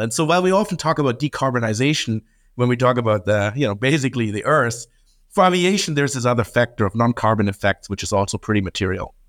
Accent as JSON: {"language": "English", "country": "Germany", "tie": "born or raised there", "moved": "as an adult", "said": "I grew up in Germany in an aviation family"}